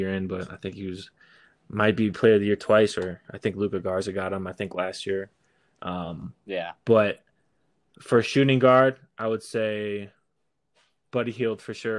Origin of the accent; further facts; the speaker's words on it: Minnesota, United States; Even though I'm a Minnesotan